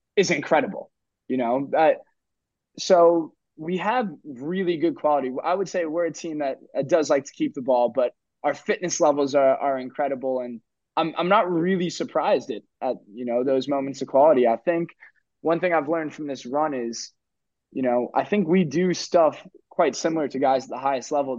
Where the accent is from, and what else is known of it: New Jersey, United States; moved away as an adult; now in Maidstone, United Kingdom